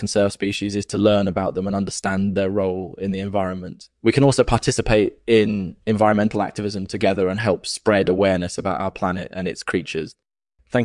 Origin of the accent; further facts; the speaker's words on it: Colombia; also born or lived in Venezuela; I grew up in Colombia and Venezuela, and I've been interested in birds my whole life.